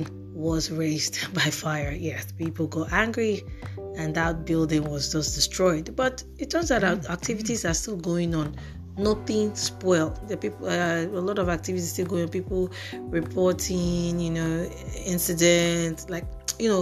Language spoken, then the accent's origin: English; Nigeria; as a Nigerian